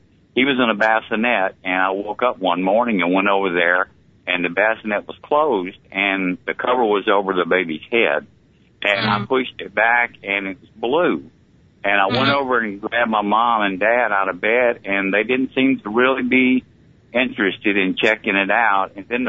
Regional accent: Montgomery, Alabama, United States; Well, I was born at Maxwell Field Air Force Base in Montgomery, Alabama, on August 18th, 1948, and I grew up around the Montgomery area

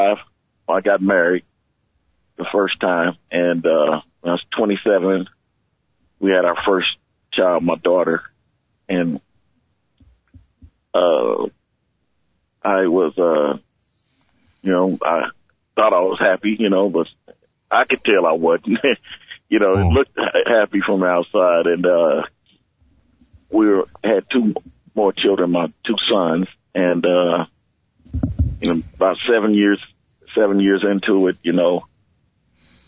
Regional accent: Kansas City, Kansas, United States; I was brought up on Quindaro Boulevard in Kansas City, Kansas.

